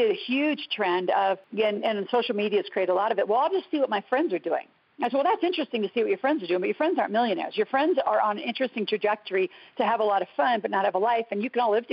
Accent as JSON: {"language": "English", "country": "United States", "also_born_or_lived": "Canada", "said": "as an American"}